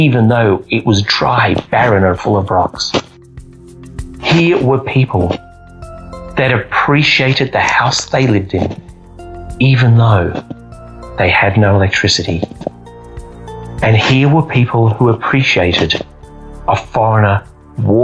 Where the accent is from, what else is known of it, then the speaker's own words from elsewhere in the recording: Australia; I'm from Australia